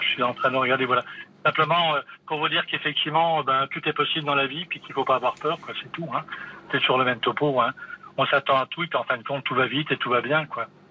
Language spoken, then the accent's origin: French; Metz area, eastern France, Grand Est, France; also born or lived in Montpellier; je suis de l'Est, du côté de la région Messine, pour situer